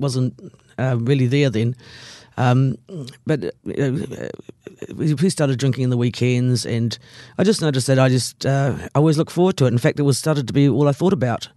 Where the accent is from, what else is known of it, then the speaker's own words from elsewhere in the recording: Christchurch, Canterbury, New Zealand; I grew up in Christchurch